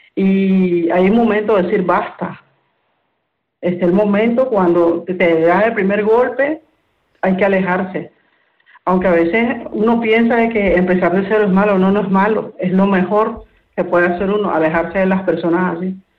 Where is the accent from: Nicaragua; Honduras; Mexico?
Nicaragua; moved away as an adult; now in Spain; yo soy de Nicaragua